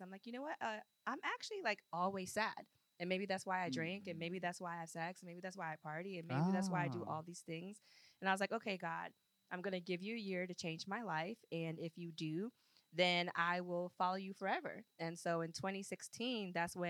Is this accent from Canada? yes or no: no; Maryland, United States; moved away as an adult; also born or lived in Sierra Leone / Virginia; I'm from Maryland